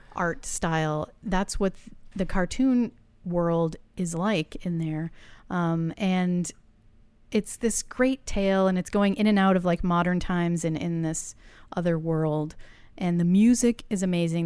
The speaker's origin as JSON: {"language": "English", "region": "Massachusetts", "country": "United States", "tie": "born or raised there", "said": "I grew up in Massachusetts"}